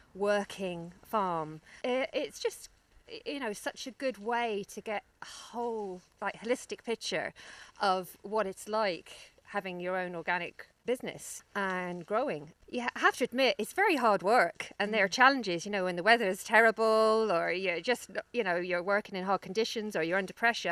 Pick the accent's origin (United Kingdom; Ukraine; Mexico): United Kingdom; London; moved away as an adult; now in Ireland; you can probably tell from my accent that I'm from the city. I'm from London originally, but my parents are from here.